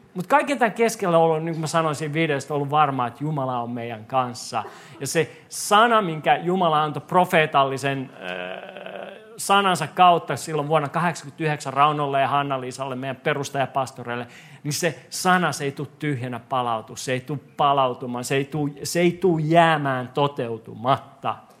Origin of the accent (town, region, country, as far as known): Korso, Uusimaa, Finland; moved away